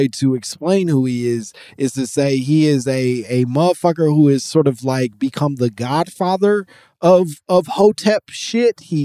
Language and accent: English; United States; your American man